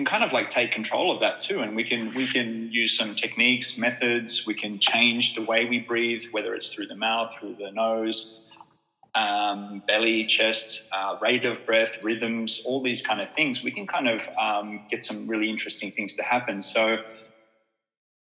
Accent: Australia; now in Finland; as an Australian who moved to Finland

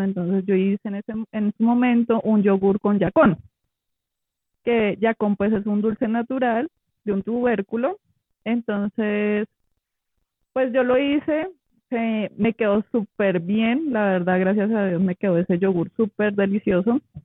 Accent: Huila, Colombia; yo soy del Huila

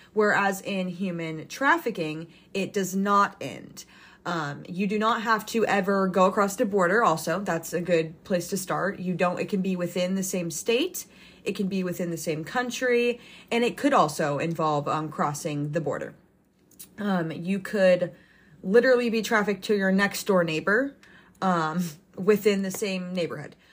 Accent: United States; I was raised, born and raised in the United States my entire life.

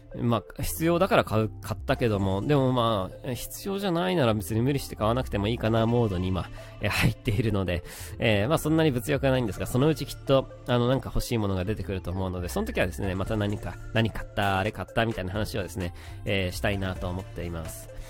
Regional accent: Kanagawa, Japan; 神奈川の出身

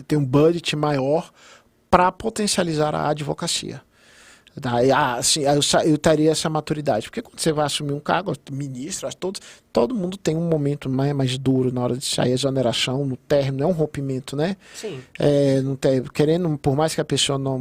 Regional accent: Gama, Federal District, Brazil; eu estava fazendo coisas da onde eu nasci, da onde eu criei

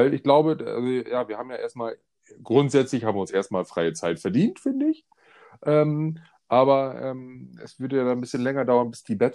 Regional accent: Romania; Äh, ich komme aus Rumänien.

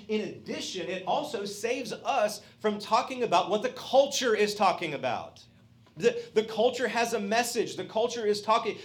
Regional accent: Georgia, United States; I'm a redneck from Georgia

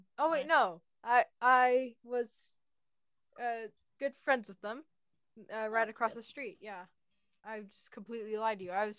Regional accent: United States

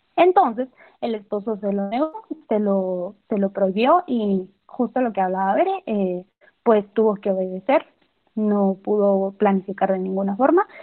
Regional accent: Chichicastenango, Quiché, Guatemala; Yo soy de Quiché, soy de Chichicastenango.

